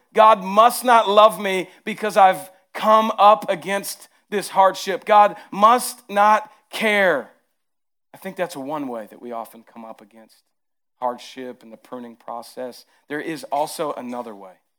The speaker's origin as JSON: {"language": "English", "region": "the South", "country": "United States", "accent": "southern", "said": "my southern accent comes out heavy"}